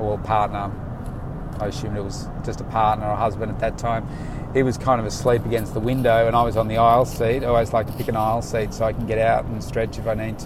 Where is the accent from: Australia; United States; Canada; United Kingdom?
Australia; Melbourne, Victoria; I'm from Melbourne